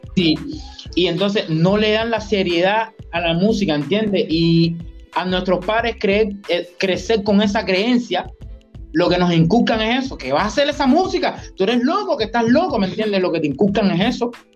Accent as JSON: {"language": "Spanish", "town": "Trinidad", "region": "Sancti Spíritus", "country": "Cuba", "tie": "born or raised there", "also_born_or_lived": "Havana", "said": "Y yo soy de aquí de Trinidad, de Cuba, nací aquí"}